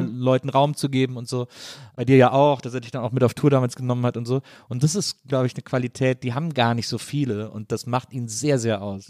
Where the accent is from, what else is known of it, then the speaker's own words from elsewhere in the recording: Rhineland, Germany; als Rheinländer